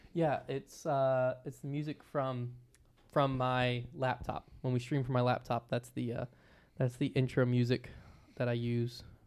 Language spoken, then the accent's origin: English; Virginia, United States; I'm from Virginia